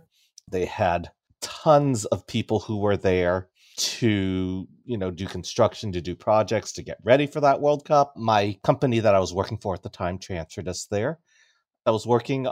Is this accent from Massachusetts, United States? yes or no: no; Los Angeles, California, United States; I grew up in Southern California, in the L.A. area